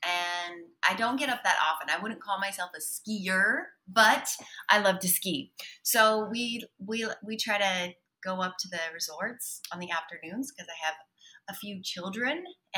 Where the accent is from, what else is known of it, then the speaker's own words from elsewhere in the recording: Salt Lake City, Utah, United States; I'm from Salt Lake City, Utah.